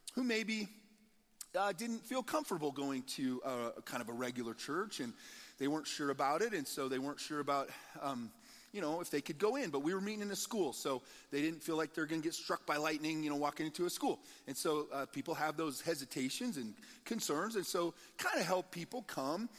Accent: Nebraska, United States; moved away as an adult; also born or lived in Colorado; We were from Nebraska originally

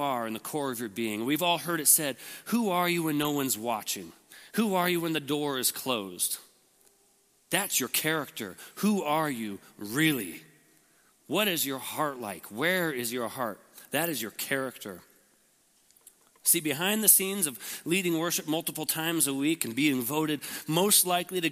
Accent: Lincoln, Nebraska, United States; I was born in Lincoln, and had a great family

